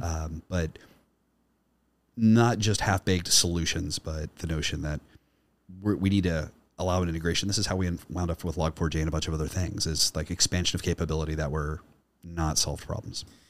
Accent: Kansas City, Missouri, United States; my hometown uh, in the north side of Kansas City, Missouri

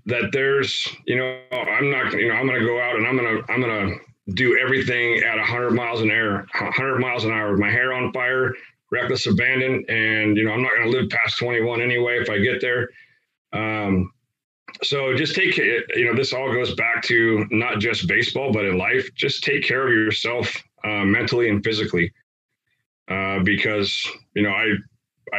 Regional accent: United States; where I grew up in the Tri-Cities

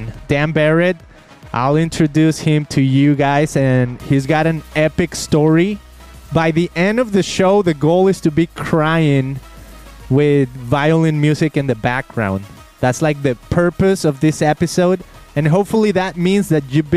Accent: Mexico; now in United States; I came to America, I'm from Mexico

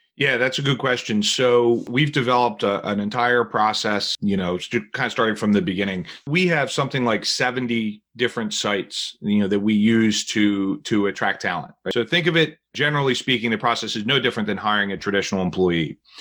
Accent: New Jersey, United States; now in Philadelphia, United States; I'm originally from New Jersey

